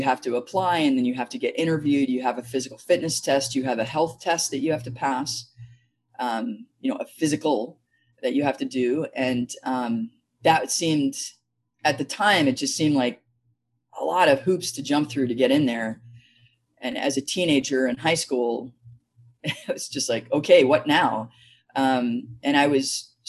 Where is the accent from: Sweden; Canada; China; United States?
United States; New Jersey; now in Hillsboro, United States; I grew up in Jersey, and my parents were active in the community.